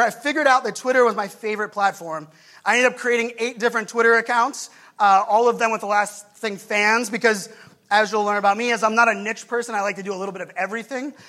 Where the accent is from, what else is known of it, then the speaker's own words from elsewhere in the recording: Pittsburgh, Pennsylvania, United States; now in Virginia Beach, United States; Growing up in Pittsburgh, for me, my family, my poor family that still lives there